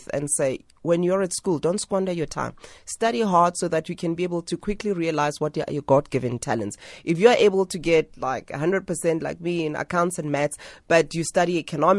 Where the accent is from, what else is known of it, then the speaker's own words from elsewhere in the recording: Soweto, Gauteng, South Africa; I'm a girl from Soweto